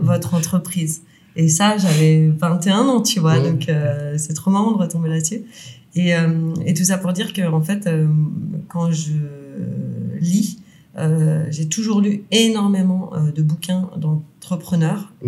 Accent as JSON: {"language": "French", "town": "Lyon", "region": "Auvergne-Rhône-Alpes", "country": "France", "said": "on est lyonnais"}